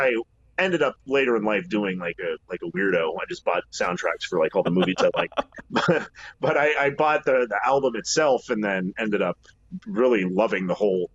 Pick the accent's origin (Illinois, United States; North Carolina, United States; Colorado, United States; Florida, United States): Colorado, United States; Castle Rock; moved away as an adult; now in Seattle, United States; I grew up in Castle Rock, which is between Colorado Springs and Denver